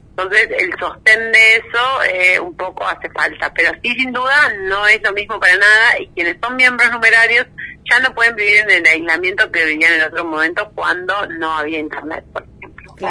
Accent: Bella Vista, Buenos Aires Province, Argentina; yo crecí en Bellavista, eh, partido de San Miguel, provincia de Buenos Aires

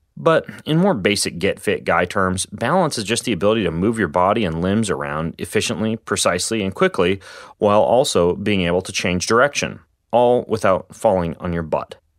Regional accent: Spokane, Washington, United States; my hometown of Spokane, Washington

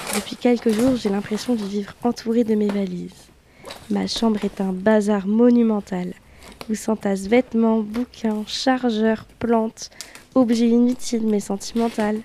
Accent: Le Mans, Pays de la Loire, France; moved away as an adult; now in Rennes, France; je suis originaire du Mans, une ville magnifique où les rillettes et les 24 heures sont des fiertés nationales.

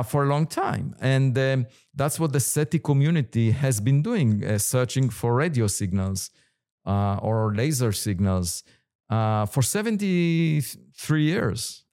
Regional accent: Israel; moved away as an adult; I was born in Israel

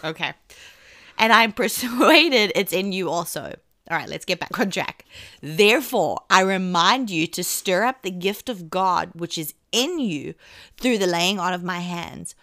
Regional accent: England, United Kingdom; accent: English English; I'm English English

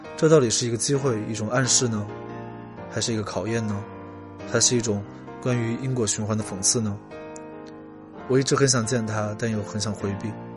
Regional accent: Chongqing, China; moved away as an adult; also born or lived in Beijing; 我小时候住在重庆的山里

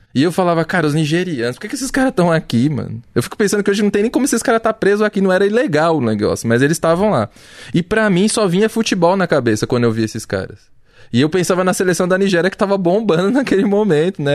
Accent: São Paulo, Brazil; eu sou de Pirituba

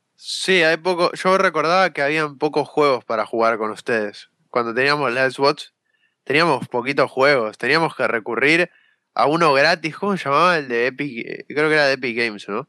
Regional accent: Argentina; soy de Argentina

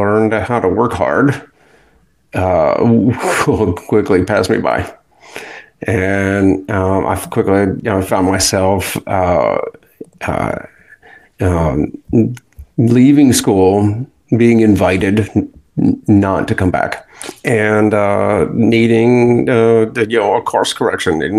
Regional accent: Akron, Ohio, United States; moved away as an adult; now in Pensacola, United States; Akron, Ohio. That's my hometown

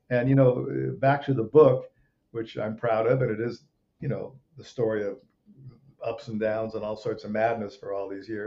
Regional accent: Rome, Lazio, Italy; uh, I grew up in Rome, Italy. I, was a few years old. We went to Rome, and that's kind of where my dad made movies

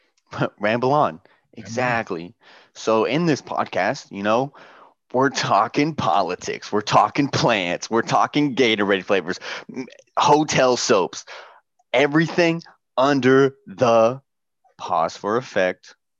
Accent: Southern Indiana, United States; moved away as an adult; also born or lived in Louisville, Kentucky / Great Lakes, Illinois / Bahrain; now in Norfolk, United States; I was born in Louisville, Kentucky, and then moved to Southern Indiana uh, a couple years later, where I was raised

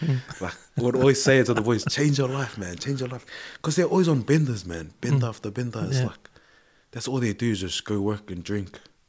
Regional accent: New Zealand; I was like, ducks. We're from New Zealand, we didn't do drillers. We just hockey, one on ones, yep, that's us.

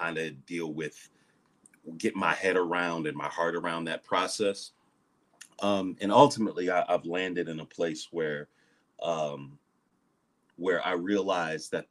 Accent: Ohio, United States; now in Atlanta, United States; I'm originally from Ohio

